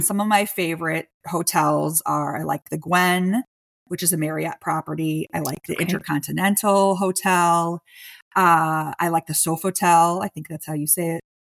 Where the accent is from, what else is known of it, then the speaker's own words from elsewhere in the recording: Chicago, Illinois, United States; I was born and raised in Chicago